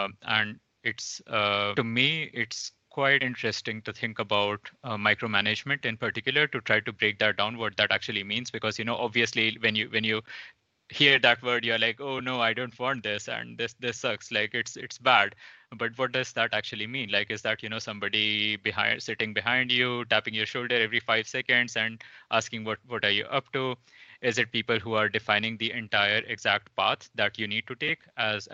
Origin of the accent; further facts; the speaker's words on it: India; moved away; Originally, I'm from India, coming from a really small town